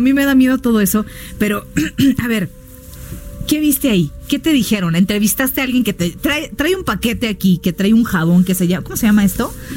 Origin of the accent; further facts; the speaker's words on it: Baja California Sur, Mexico; now in Mexico City, Mexico; Yo soy de Baja California